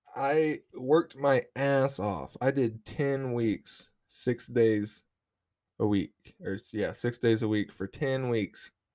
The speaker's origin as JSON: {"language": "English", "region": "Oklahoma", "country": "United States", "said": "I'm from Oklahoma. This is the South."}